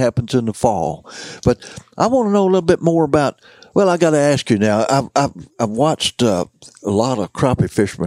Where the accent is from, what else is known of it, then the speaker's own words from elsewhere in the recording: Mississippi County, Missouri, United States; moved away; I was born and raised in Mississippi County, Missouri, just a few hours up the river